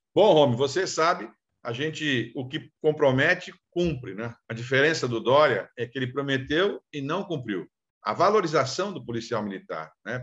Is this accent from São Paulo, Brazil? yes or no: yes; São Vicente, São Paulo, Brazil; de São Vicente, da minha terra de origem